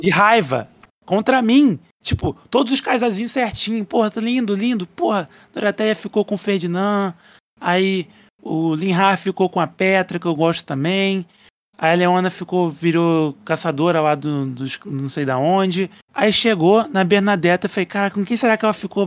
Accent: Brazil; eu sou brasileiro

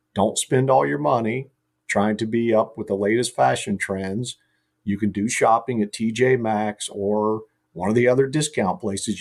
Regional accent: Carlisle, Ohio, United States; my hometown, Carlisle

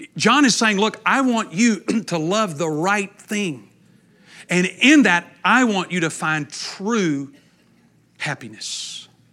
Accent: East Texas, United States; I'm from East Texas

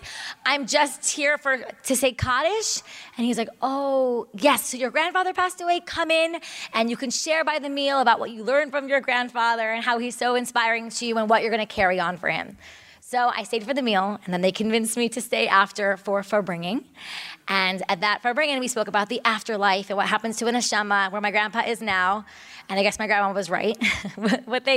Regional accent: Boca Raton, Florida, United States; I grew up in Boca Raton, Florida.

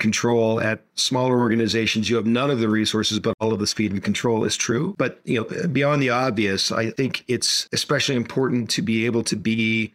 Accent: Hong Kong; also born or lived in Boston; now in Cincinnati, United States; I was born and raised in Asia. My hometown is Hong Kong.

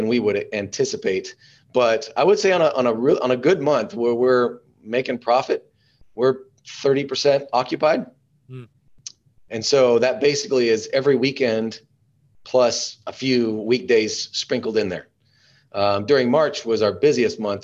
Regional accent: Alpine, Texas, United States; I'm actually from Alpine, which is way cooler

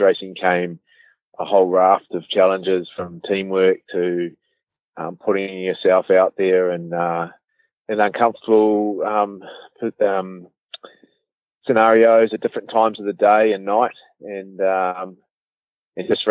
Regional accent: Auckland, New Zealand; also born or lived in Cambridge, Waikato; I grew up in Auckland, pretty normal sort of upbringing

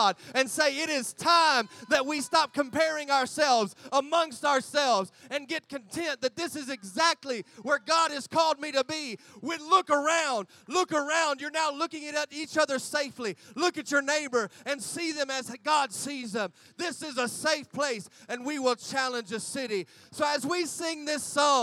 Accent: United States; moved away as an adult; now in Gold Coast, Australia; I'm American in Australia

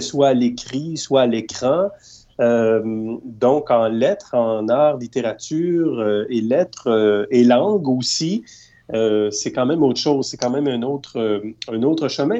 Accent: Eastern Townships, Quebec, Canada; je viens de la région des Cantons de l'Est parce que j'ai grandi dans cette région-là

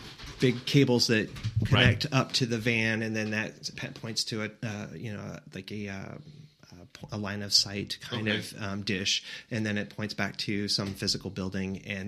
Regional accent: Elkhart, Indiana, United States; Yeah, Elkhart, Indiana. Oh, Northern Indiana.

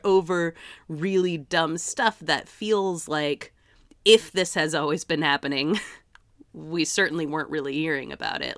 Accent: Massachusetts, United States; my hometown in Massachusetts

